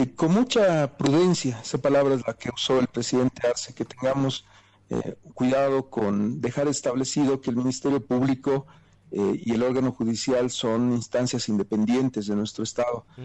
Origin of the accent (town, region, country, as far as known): Bolivia